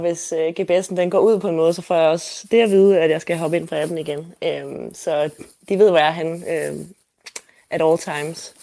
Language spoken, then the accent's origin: Danish; Denmark; moved away as an adult; now in Seoul, South Korea; jeg læser på KEA hjemme i Danmark på brand design